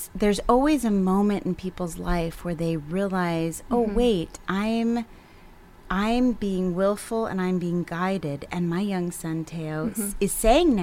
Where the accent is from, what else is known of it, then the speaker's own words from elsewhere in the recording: East Coast, United States; moved away; I'm from the East Coast